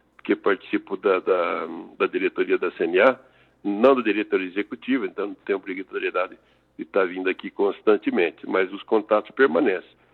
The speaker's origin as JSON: {"language": "Portuguese", "region": "São Paulo", "country": "Brazil", "moved": "yes", "lives_now": "Tangará da Serra, Brazil", "said": "o que de fato sou é paulista de origem, era agrônomo por formação, morador em Tangará da Serra desde 82"}